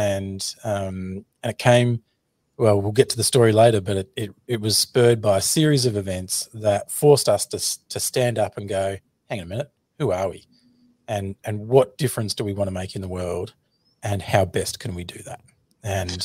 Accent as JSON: {"language": "English", "country": "Australia", "accent": "Australian", "said": "in Australia, which you can clearly hear my Australian accent"}